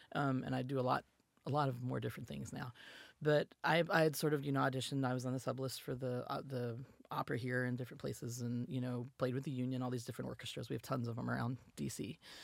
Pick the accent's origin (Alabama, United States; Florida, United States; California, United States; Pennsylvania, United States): Alabama, United States; Pelham; moved away as an adult; also born or lived in Tempe, Arizona; now in Washington, DC area, United States; it's a little town called Pelham. Um, and I grew up there